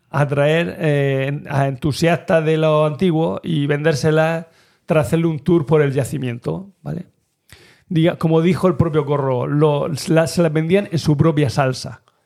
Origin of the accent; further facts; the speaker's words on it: Turre, Andalusia, Spain; mi pueblo, de Turre